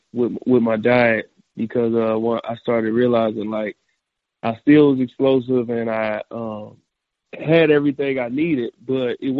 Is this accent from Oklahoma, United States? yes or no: yes; Oklahoma, United States; I grew up in Oklahoma